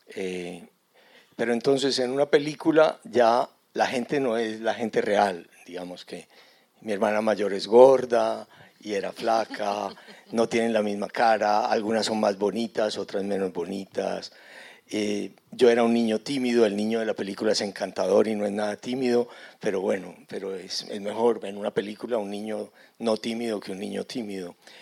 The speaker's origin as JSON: {"language": "Spanish", "region": "Antioquia", "country": "Colombia", "accent": "antioqueño", "said": "ustedes casi que ni me entenderían si yo me pongo a hablar en antioqueño"}